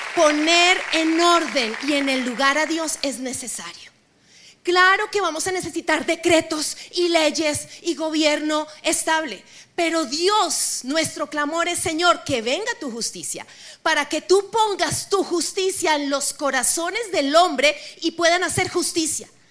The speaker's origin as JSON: {"language": "Spanish", "country": "Colombia", "said": "yo también soy colombiana"}